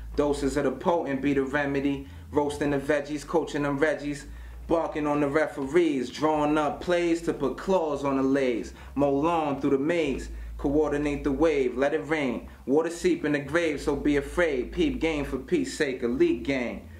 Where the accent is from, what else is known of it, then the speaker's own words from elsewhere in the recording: upstate New York, United States; I'm not from Miami. I'm from New York, upstate New York